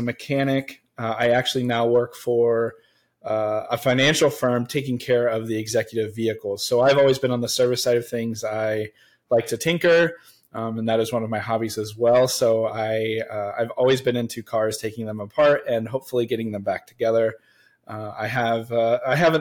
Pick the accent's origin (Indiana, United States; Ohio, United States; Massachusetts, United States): Ohio, United States; Central; I am born and raised in Central Ohio